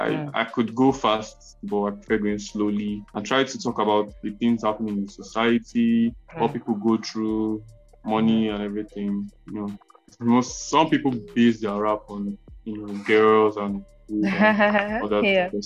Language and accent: English; Delta, Nigeria